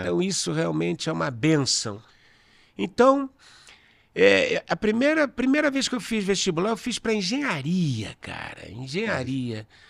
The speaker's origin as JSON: {"language": "Portuguese", "region": "Rio de Janeiro", "country": "Brazil", "tie": "born or raised there", "moved": "as an adult", "lives_now": "São Paulo, Brazil", "said": "Eu sou carioca, né? Então, o cinema, a faculdade de cinema era na U F, em Niterói. Eu morava no Leblon, nasci no Leblon"}